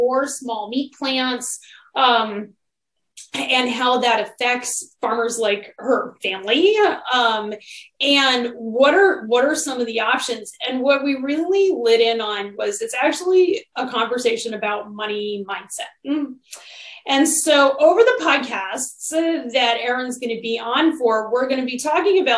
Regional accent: Connecticut, United States; another nutmegger. For those of you who don't know what that is, it means we're from Connecticut.

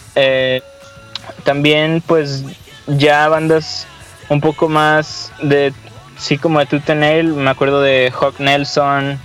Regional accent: Monterrey, Nuevo León, Mexico; somos cinco chavos de Monterrey

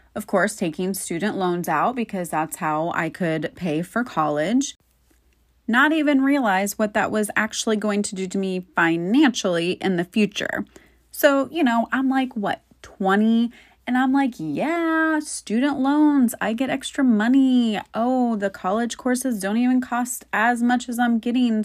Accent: Florida, United States; born and raised in Florida

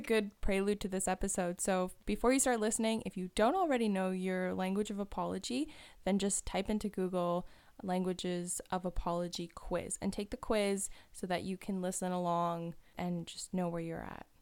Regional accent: just outside of Toronto, Ontario, Canada; moved away as an adult; now in Waterloo, Canada; where I grew up was just outside of Toronto

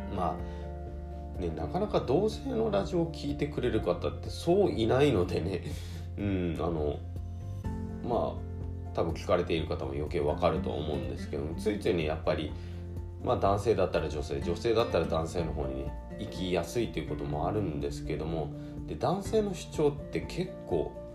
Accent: Hirado, Nagasaki, Japan; もともと長崎県平戸市出身

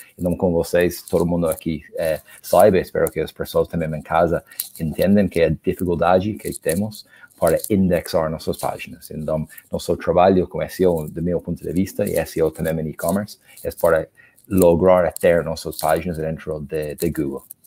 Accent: Ireland; Portuguese is a second language; also born or lived in Argentina; now in Brazil; como vocês podem perceber pelo sotaque, eu não sou do Brasil, eu sou da Irlanda

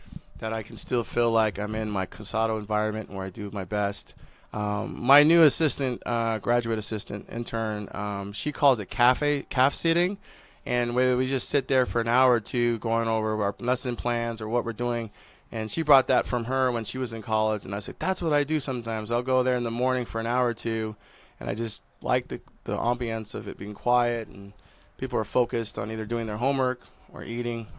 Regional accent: Hawaii, United States; now in Kansas, United States; Growing up in Hawaii

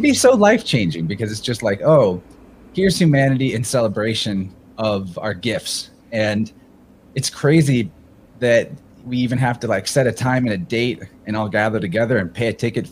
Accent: Midwest, United States; I'm like the type of 31-year-old male that you would have expected everything about their life journey growing up in the Midwest.

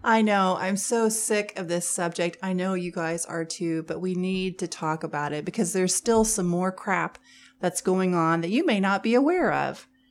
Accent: Missouri, United States; we're from Missouri

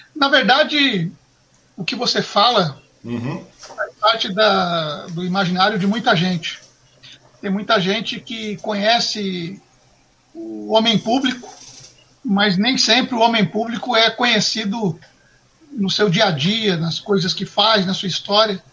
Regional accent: Suzano, São Paulo, Brazil; also born or lived in Marília; nós viemos para cá, inicialmente para a cidade de São Paulo, depois para a cidade de Suzano

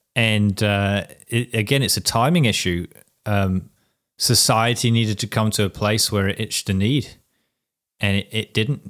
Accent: Whangarei, Northland, New Zealand; that's my hometown

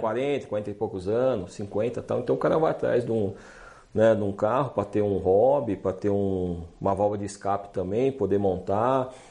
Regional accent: Brazil; eu sou do Brasil

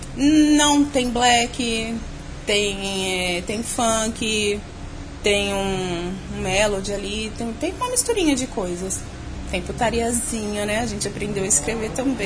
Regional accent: São Paulo, Brazil; eu sou de São Paulo mesmo, nascida e criada aqui, capital. Eu sou ali da Zona Leste de São Paulo, ali Vila Alpina

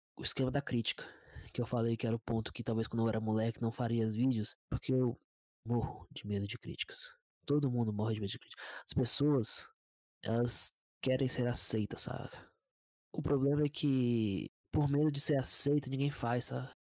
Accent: Brasília, Federal District, Brazil; eu sou de Brasília

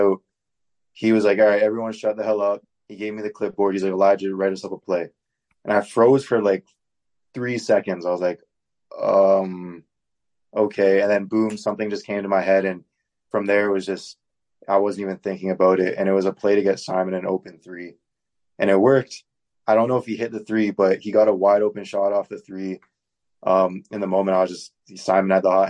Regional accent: Oakville, Ontario, Canada; moved away as an adult; now in Winnipeg, Canada; I'm from Oakville

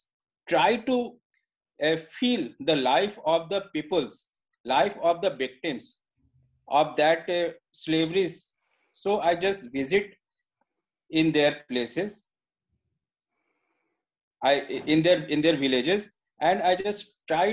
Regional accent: India; English is a second language; I am an Indian, maybe little bit I am not good enough English as you are

